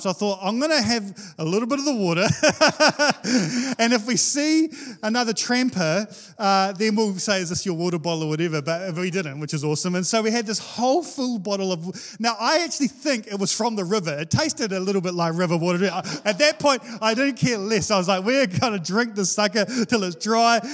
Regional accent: Wellington, New Zealand; now in Hawke's Bay, New Zealand; I'm from Wellington

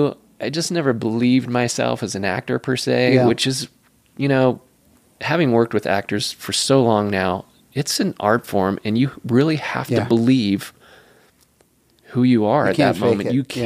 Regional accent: West Coast, United States; So growing up on the West Coast, there was no yes, sir, and yes, ma'am.

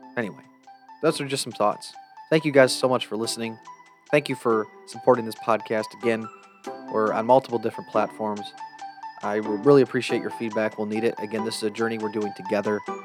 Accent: Jackson, Michigan, United States; Jackson, Michigan's my hometown.

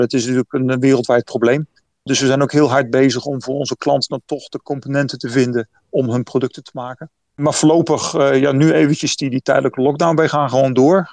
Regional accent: Netherlands; now in Taipei, Taiwan

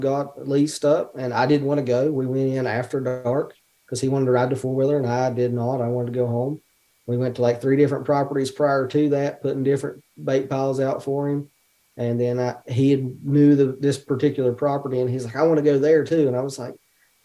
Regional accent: West Virginia, United States; now in Ohio, United States; we're from West Virginia, but we live in Ohio

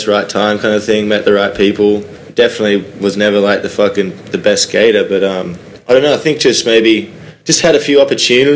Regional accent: Sunshine Coast, Queensland, Australia; moved away; I just grew up in like a beach town in Queensland in a place called the Sunshine Coast

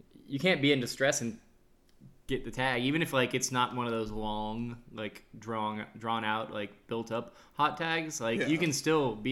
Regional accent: Oklahoma, United States; I'm from Oklahoma

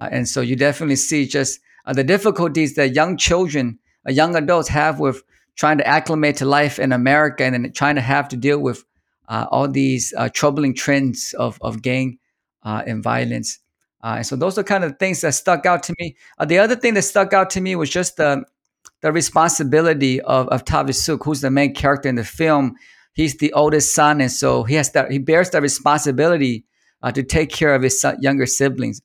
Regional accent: Sacramento, California, United States; I grew up in Sacramento

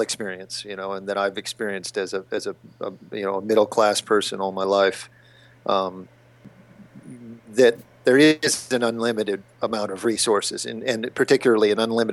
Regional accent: King of Prussia, Pennsylvania, United States; moved away as an adult; also born or lived in New York; I grew up outside of Philadelphia, yeah, near King of Prussia Mall

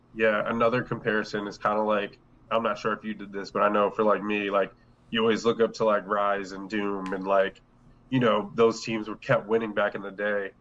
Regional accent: Delaware, United States; we're all from Delaware

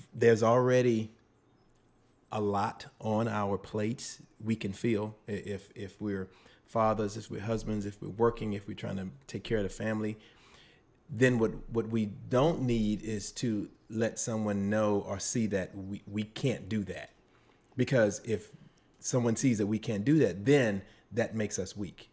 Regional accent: Slidell, Louisiana, United States; also born or lived in New Orleans; I am from, uh, New Orleans by way of Slidell, Slidell by way of New Orleans

